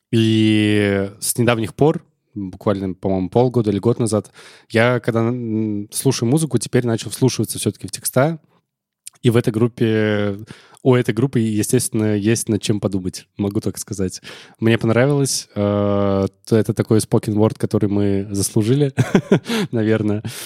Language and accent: Russian; Tolyatti, Samara Oblast, Russia; also born or lived in Zaozersk; Я в Тольятти провел свое детство